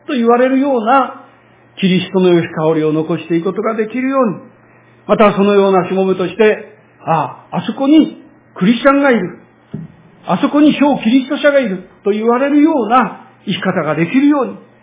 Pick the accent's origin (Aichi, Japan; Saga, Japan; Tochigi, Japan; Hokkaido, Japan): Tochigi, Japan; Utsunomiya; 私は栃木県の宇都宮市の出身ですから、駅前で育ちましたが